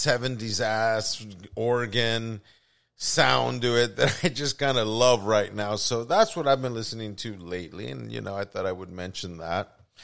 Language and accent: English; California, United States; also born or lived in Puerto Rico; growing up in California and Puerto Rico, you know, the music in the kitchens were always dominated by or rancheras, or buena salsa, or merengue